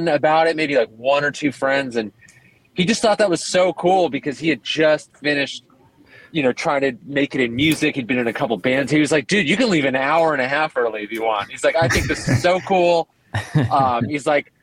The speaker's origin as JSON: {"language": "English", "town": "Los Angeles", "region": "California", "country": "United States", "tie": "born or raised there", "also_born_or_lived": "Lebanon", "said": "I started in Los Angeles, which most people don't do. Only because I grew up there."}